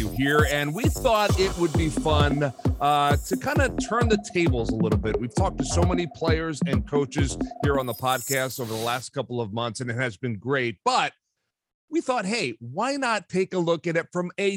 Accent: Philadelphia, Pennsylvania, United States; growing up in Philadelphia

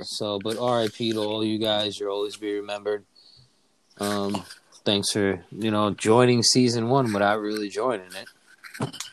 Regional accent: New York, United States; now in Pennsylvania, United States; New York back to my hometown

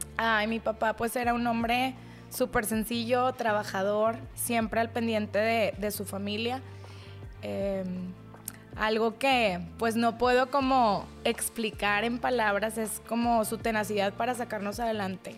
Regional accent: Monterrey, Nuevo León, Mexico; Estuvimos creciendo aquí en Monterrey

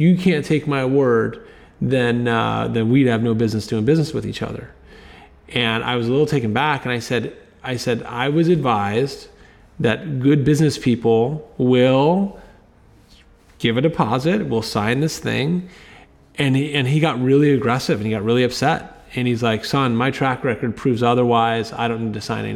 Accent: right outside of DC, Virginia, United States; I grew up in Virginia, right outside of DC.

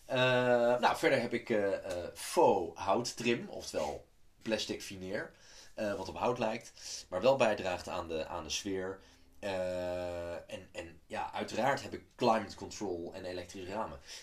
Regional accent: Amsterdam, North Holland, Netherlands; ik ben deels opgegroeid in Amsterdam

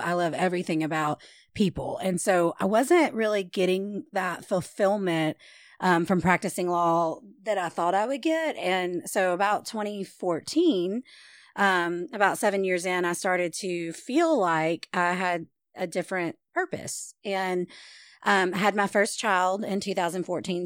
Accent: Shreveport, Louisiana, United States; also born or lived in Benton, Louisiana; I was born and raised in Shreveport

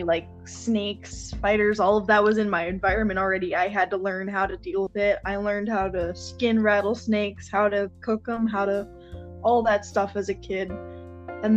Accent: the Everglades, Florida, United States; I grew up in the Everglades

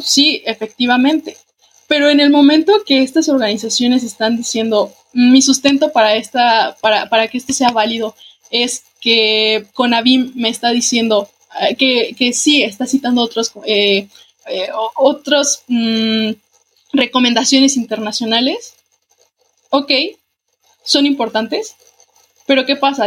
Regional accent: Guanajuato, Mexico; para quienes somos de Guanajuato

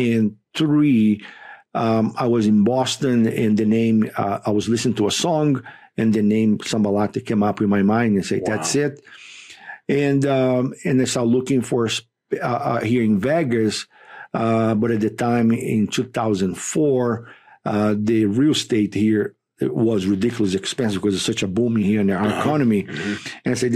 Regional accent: Rio de Janeiro, Brazil; English is a second language; moved away as an adult; now in United States; I was born and raised in Rio de Janeiro, Brazil

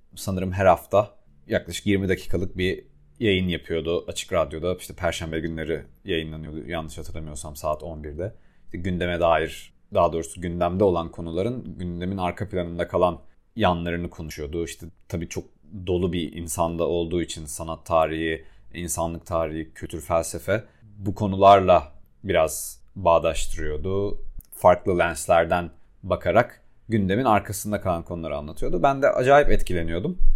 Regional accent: Adana, Turkey; moved away as an adult; also born or lived in Istanbul; büyüdüğüm şehirde ben Adanalıyım ve Adana'da büyüdüğüm çevrede

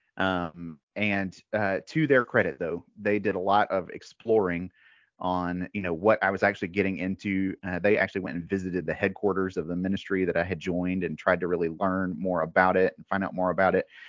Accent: Mississippi, United States; moved away as an adult; also born or lived in Colorado / North Carolina; now in Raleigh, United States; I'm originally from the South. I actually grew up in Mississippi.

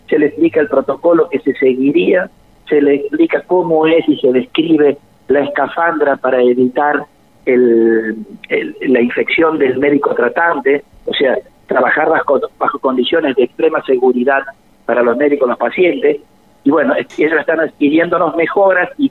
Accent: Freire, Araucanía, Chile; now in Córdoba; siempre les digo que yo estoy en Córdoba, pero no soy de Córdoba soy de Freire

